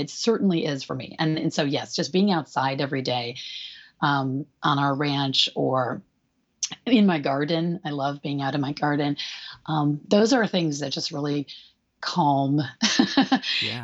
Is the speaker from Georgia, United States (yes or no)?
no; Michigan, United States; moved away as an adult; now in California, United States; I'm from Michigan. So we're sort of two Midwesterners